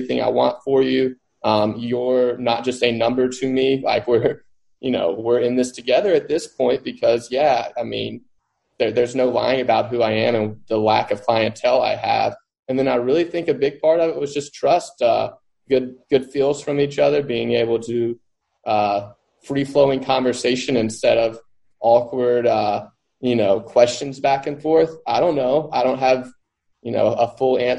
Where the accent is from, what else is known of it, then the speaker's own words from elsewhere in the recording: Mississippi Delta, United States; I grew up in the Mississippi Delta